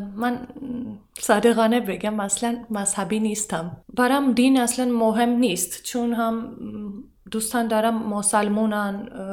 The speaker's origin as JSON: {"language": "Persian", "country": "Armenia", "second_language": "Persian", "said": "من ارمنیم"}